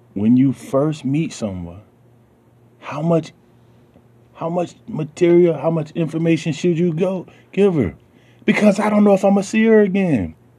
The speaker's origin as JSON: {"language": "English", "region": "the South", "country": "United States", "tie": "born or raised there", "said": "I'm from the South, so you know, I'm gonna have the way I talk is a lot different than cats from New York or you know California."}